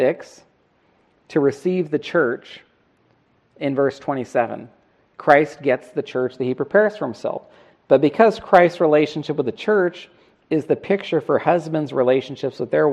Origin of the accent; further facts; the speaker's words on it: Northern California, United States; we grew up together in Northern California